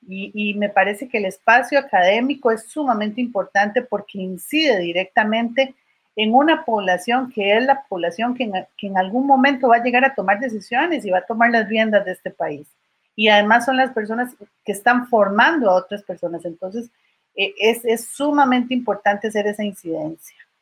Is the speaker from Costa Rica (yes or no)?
yes; Costa Rica; como costarricenses